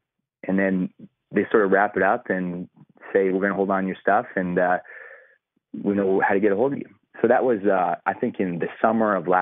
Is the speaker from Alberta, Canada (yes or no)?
yes; Calgary, Alberta, Canada; moved away as an adult; now in Texas, United States; who I grew up with back in Calgary, Canada